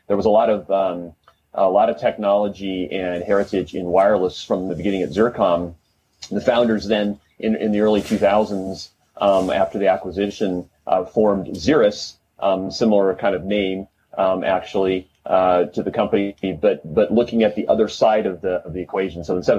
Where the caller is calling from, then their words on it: Los Angeles, California, United States; I'm VP of Product Marketing with Riverbed Xeris, and I am calling from Porter Ranch, California, which is just outside of Los Angeles.